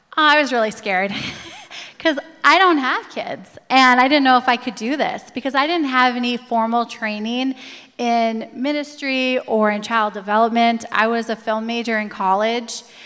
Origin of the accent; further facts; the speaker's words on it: Coon Rapids, Minnesota, United States; I grew up in Coon Rapids.